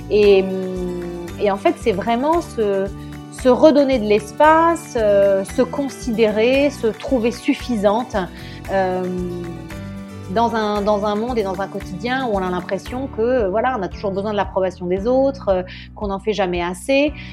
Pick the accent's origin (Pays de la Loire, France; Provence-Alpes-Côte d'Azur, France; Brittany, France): Provence-Alpes-Côte d'Azur, France; Nice; also born or lived in Paris; now in Italy; Je suis normande, mais j'ai grandi dans le sud de la France, à Nice. J'ai fini mes études à Paris, j'ai commencé à travailler à Paris